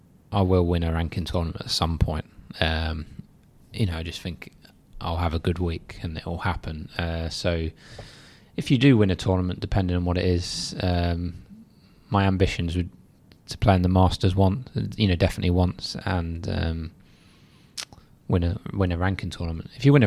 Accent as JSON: {"language": "English", "region": "South East England", "country": "United Kingdom", "lives_now": "Leicester, United Kingdom", "said": "I'm originally from Surrey. I'm a Chelsea fan, but I sort of support Leicester as well because I've been there so long."}